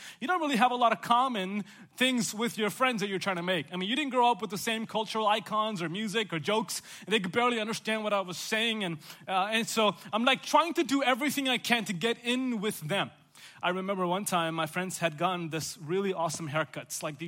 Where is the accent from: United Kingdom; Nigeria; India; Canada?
India; South India; also born or lived in Chicago, Illinois / Oklahoma; now in Chattanooga, United States; I grew up in South India